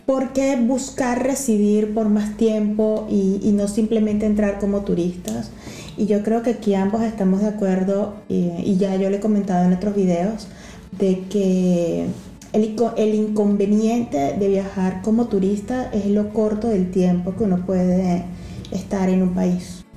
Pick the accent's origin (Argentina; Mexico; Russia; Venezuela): Venezuela; moved away as an adult; also born or lived in Ecuador; now in Lisbon, Portugal; el nuestro, que es el pasaporte venezolano